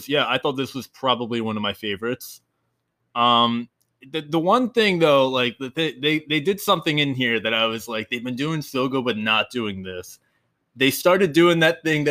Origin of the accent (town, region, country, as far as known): New Jersey, United States; moved away as an adult; now in Florida, United States